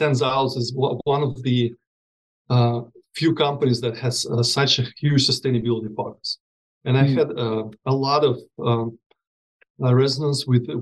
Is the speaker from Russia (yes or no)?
yes; Russia; moved away; I was born and raised in Russia